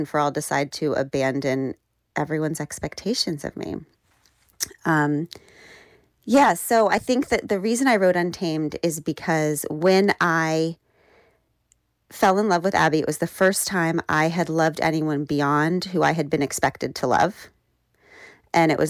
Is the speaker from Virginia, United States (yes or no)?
yes; Burke, Virginia, United States; I grew up, in Burke, Virginia